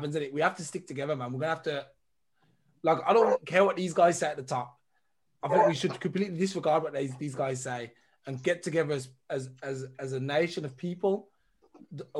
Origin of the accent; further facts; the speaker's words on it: England, United Kingdom; now in Germany; I'm actually from England as well